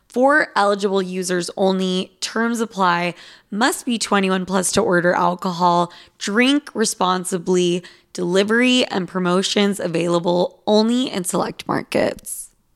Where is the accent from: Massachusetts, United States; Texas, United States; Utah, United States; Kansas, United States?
Utah, United States; I'm from fucking Utah